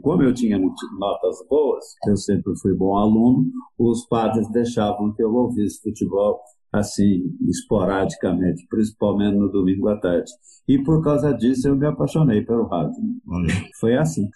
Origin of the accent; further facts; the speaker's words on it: Itumirim, Minas Gerais, Brazil; moved away; also born or lived in Lavras / São Paulo; Eu morava numa cidade que, onde eu nasci, que se chama Itumirim, e que devia ter, na época, mil habitantes